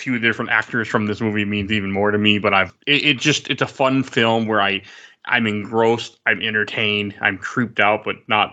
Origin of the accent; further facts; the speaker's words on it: Minnesota, United States; I'm from Minnesota